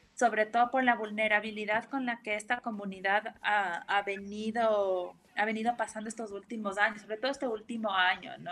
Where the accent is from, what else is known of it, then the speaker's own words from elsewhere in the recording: Ecuador; como ecuatorianos